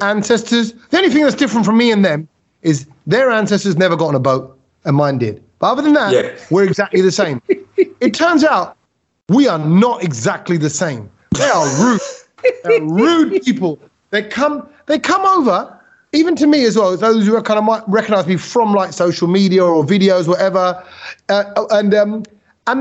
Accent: United Kingdom; I'm British

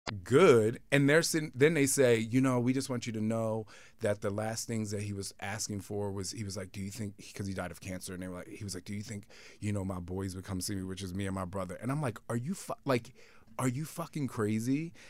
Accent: Camden, New Jersey, United States; I came from Camden, New Jersey

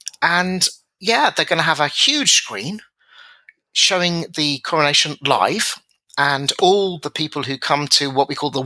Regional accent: United Kingdom; We're British.

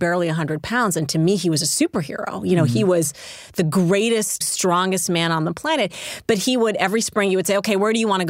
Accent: Saudi Arabia; moved away as an adult; now in United States; So I grew up in Saudi Arabia, and I didn't live in the United States until I came to university in 1993

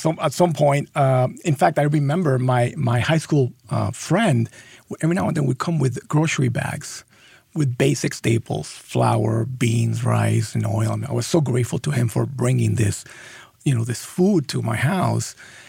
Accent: Los Angeles, California, United States; born there; I was born in Los Angeles, but I'm a Bengals fan.

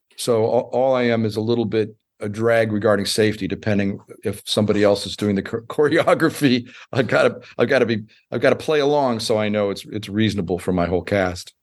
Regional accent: United States; I'm an American

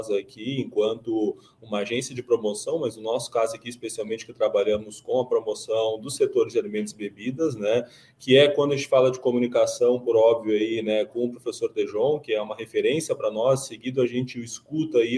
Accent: Gaúcho, Rio Grande do Sul, Brazil; como bom gaúcho

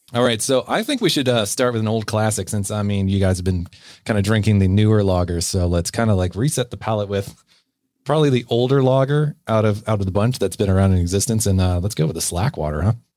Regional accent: Bellingham, Washington, United States; now in British Columbia, Canada; my hometown of Bellingham

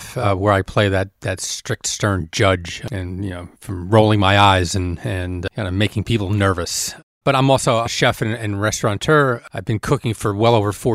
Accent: Elizabeth, New Jersey, United States; I grew up in Elizabeth, New Jersey.

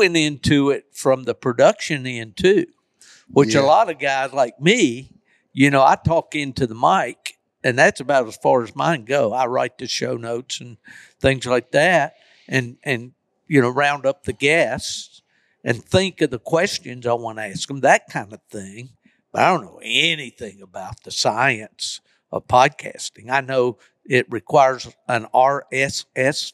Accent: Appalachian Mountains, United States; I'm from the Appalachian Mountains

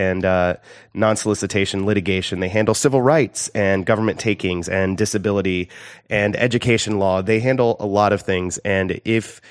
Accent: Indiana, United States; I'm from Indiana

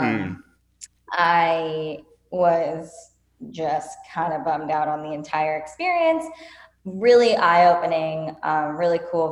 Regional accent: Whittier, California, United States; also born or lived in Venice Beach, California; I grew up in Whittier, California, so it's in Los Angeles County

